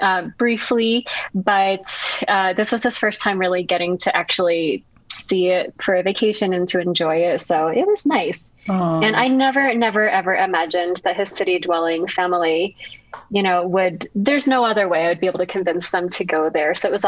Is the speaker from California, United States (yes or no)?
no; Iowa, United States; also born or lived in Massachusetts; now in Bogota, Colombia; I was born and raised in Iowa and was able to switch my registration back. And that's more of home now.